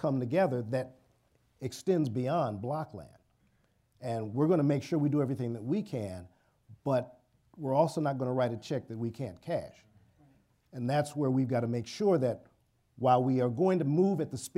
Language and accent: English; Cleveland, Ohio, United States; moved away; I'm from Cleveland, but I've not always lived here, but I've lived here most of my life.